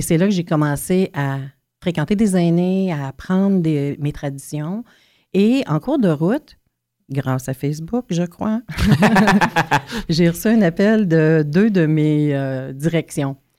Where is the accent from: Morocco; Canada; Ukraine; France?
Canada; Pikogan, Quebec; j'ai grandi à un kilomètre ou deux de la réserve euh, d'où je viens, parce que je viens de Picogan, en Abitibi